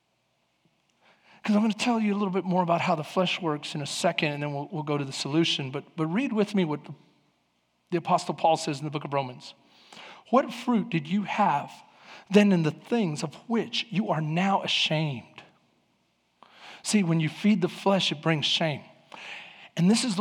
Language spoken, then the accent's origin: English; Houston, Texas, United States; I grew up in East Houston